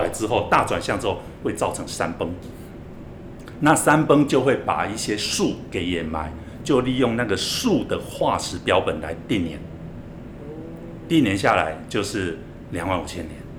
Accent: Donggang, Pingtung County, Taiwan; now in Taipei, Taiwan; 我是屏东东港渔村长大的

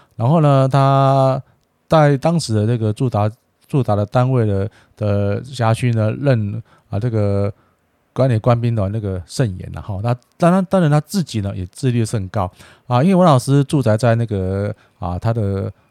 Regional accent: Taiwan; 秉持我们台湾人的这个优良的这个，啊，自古耐劳的精神

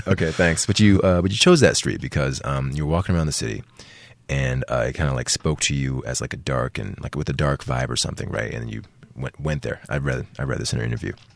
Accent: United States; as an American

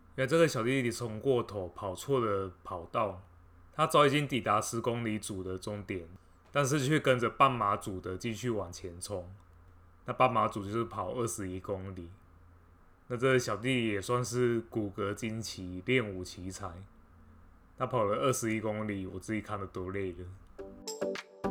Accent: a small town in central Taiwan, Taiwan; 我是生长在中部的一个小镇

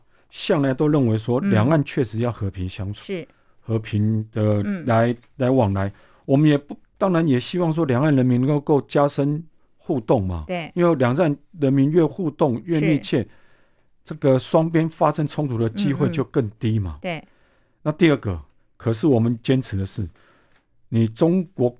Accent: Taiwan; 那这种情况之下，对我们台湾人来说是嗯完全不能接受的。

